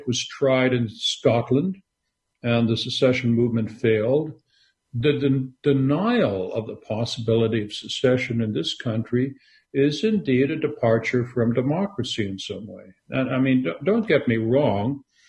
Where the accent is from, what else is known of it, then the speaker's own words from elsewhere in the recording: Western Canada, Canada; moved away as an adult; also born or lived in Montreal; now in United States; I am from Canada and became an American citizen only 6 years ago. I had moved here before. So I lived most of my life in Canada. I grew up in a small French-Canadian village in Western Canada.